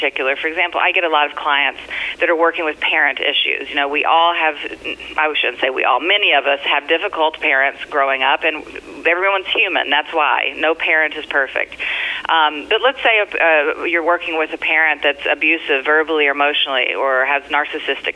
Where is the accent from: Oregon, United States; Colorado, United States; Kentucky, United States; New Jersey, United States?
Kentucky, United States; also born or lived in California; now in New York, United States; I'm originally from Kentucky, and I came here via California, so I've been all over the country.